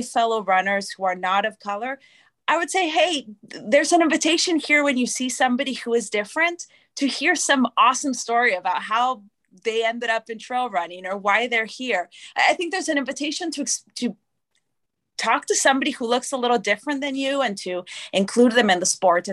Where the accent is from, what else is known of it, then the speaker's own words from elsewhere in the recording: Canada; first language English; also born or lived in Argentina; now in Atlanta, United States; I'm Canadian, English is my first language